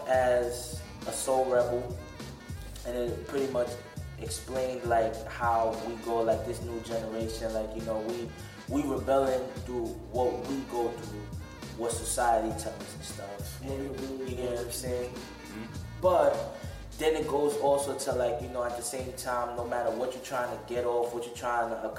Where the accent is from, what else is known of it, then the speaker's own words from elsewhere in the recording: New York City, New York, United States; I'm from the Bronx